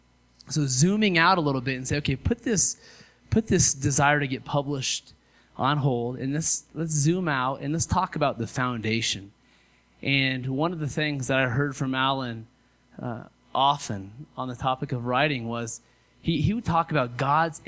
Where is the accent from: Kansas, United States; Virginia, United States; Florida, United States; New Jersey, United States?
Kansas, United States; Western; now in Colorado, United States; I moved from Kansas. See, I'm from Western Kansas